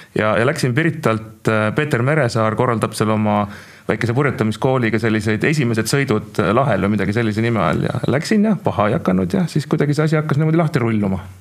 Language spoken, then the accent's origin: Estonian; Tallinn, Harju County, Estonia; ma olen küll tallinlane umbes kolmandat põlve